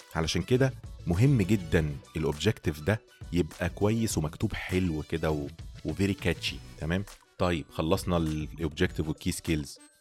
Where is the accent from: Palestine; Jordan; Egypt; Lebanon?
Egypt; بالشغل في مصر عندنا